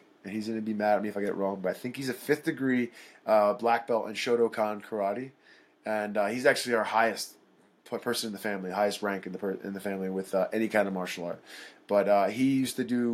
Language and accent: English; Philadelphia, Pennsylvania, United States; moved away as an adult; now in Denver, United States; I'm born and raised in Philadelphia